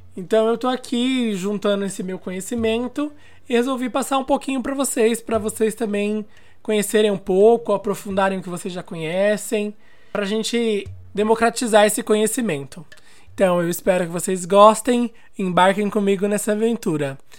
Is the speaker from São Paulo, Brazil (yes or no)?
yes; São Paulo, Brazil; eu sou aqui de São Paulo